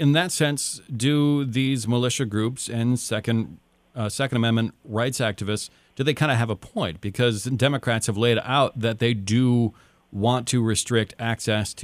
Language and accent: English; Upper Peninsula, Michigan, United States; I'm from the Upper Peninsula